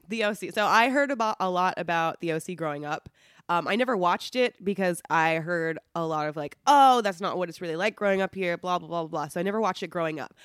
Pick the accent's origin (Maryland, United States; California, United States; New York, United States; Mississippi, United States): California, United States; Placentia; I grew up in Placentia, so North Orange County